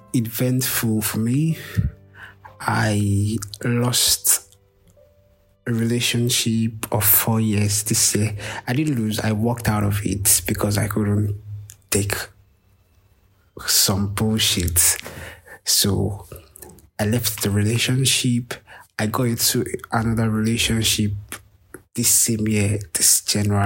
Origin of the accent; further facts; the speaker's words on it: Lagos, Nigeria; I'm from Lagos, Nigeria